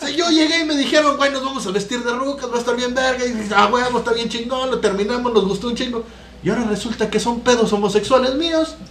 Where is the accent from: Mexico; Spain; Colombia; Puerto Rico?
Mexico; no estamos libres de la cancelación tampoco como mexicanos